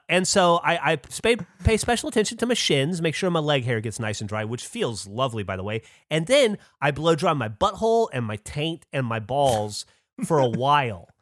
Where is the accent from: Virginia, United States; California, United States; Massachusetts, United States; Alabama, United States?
Alabama, United States; I grew up in Alabama